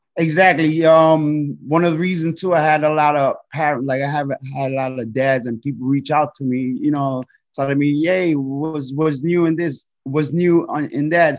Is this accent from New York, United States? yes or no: yes; New York City, New York, United States; growing up in the Heights